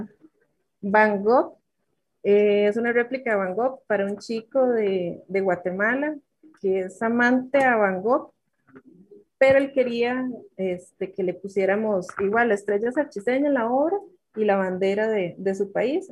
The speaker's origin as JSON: {"language": "Spanish", "town": "Sarchí", "region": "Alajuela", "country": "Costa Rica", "also_born_or_lived": "Grecia, Costa Rica / Nandayure, Costa Rica", "said": "soy de Sarchi, eh, nací, nací en Grecia, mis padres son griegos, pero mis raíces son sarchiseños"}